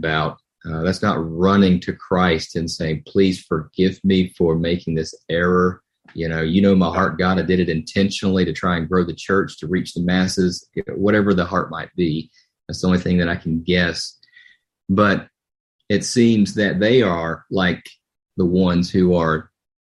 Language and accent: English; Winston-Salem, North Carolina, United States; I'm from North Carolina, and First Baptist Church of Winston-Salem, where I was born